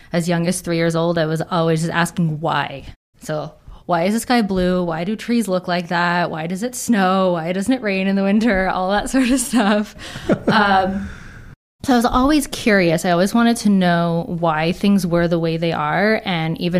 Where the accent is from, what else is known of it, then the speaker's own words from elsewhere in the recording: Toronto, Ontario, Canada; So I'm originally from Toronto, so I stayed there for my undergrad